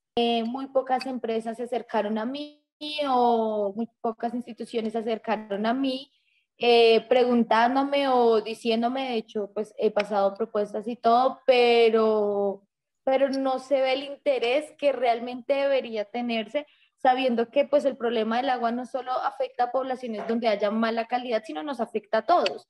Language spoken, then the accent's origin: Spanish; Bogotá, Colombia; Yo estudié en un colegio que queda frente al río Bogotá